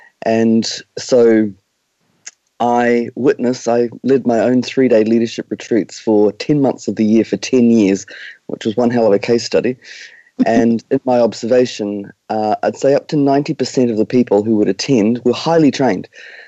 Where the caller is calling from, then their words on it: New Zealand; We are joining you from Aotearoa, New Zealand. Right on the other side of the world.